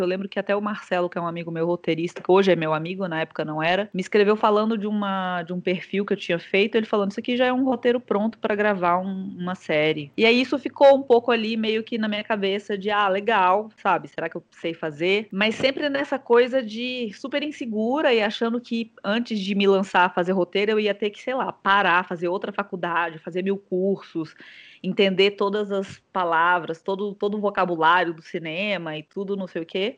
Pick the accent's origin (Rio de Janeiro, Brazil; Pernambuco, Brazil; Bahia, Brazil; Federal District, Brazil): Federal District, Brazil; Brasília; eu sou de Brasília